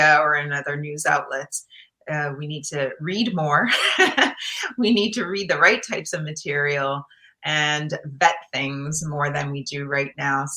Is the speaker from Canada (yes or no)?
yes; Guelph, Ontario, Canada; moved away as an adult; now in United States; I grew up in Guelph, Ontario in Canada